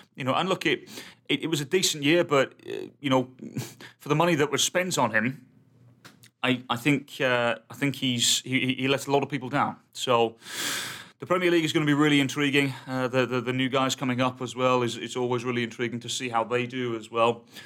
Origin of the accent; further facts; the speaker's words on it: England, United Kingdom; I'm English